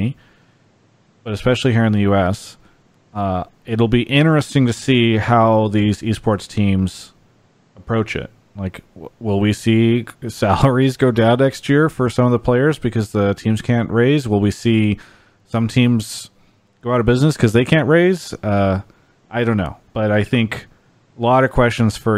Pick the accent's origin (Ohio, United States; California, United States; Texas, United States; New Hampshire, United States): California, United States; San Diego; moved away; San Diego, where I'm from. I really miss living down there sometimes.